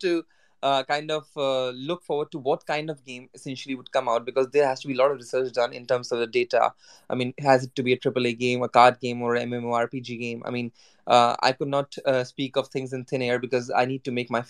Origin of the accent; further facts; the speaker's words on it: India; now in Japan; me being an Indian guy living in Japan, for me, I just looked at this character as how we Indians worship Ganesha